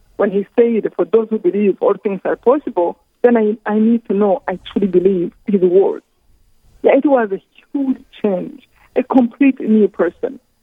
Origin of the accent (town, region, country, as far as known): Rwanda